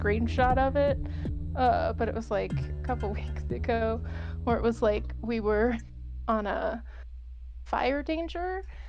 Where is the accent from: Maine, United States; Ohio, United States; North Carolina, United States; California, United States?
California, United States; It's just so funny because I am from Southern California.